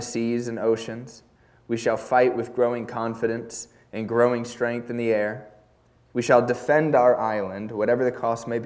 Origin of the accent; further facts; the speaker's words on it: United States; even as an American